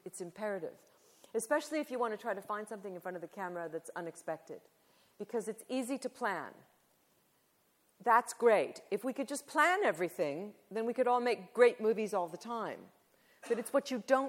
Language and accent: English; Southern California, United States; I'm from California. I grew up in Southern California at that time.